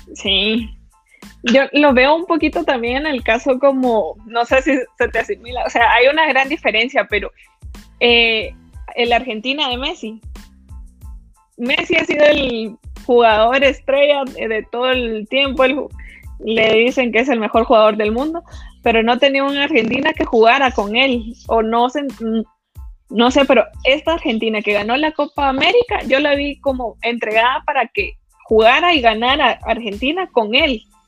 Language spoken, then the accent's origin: Spanish; Guatemala; como guatemaltecos